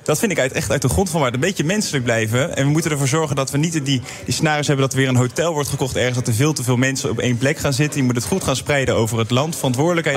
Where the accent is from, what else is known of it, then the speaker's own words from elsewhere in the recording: Netherlands; wij als Nederlanders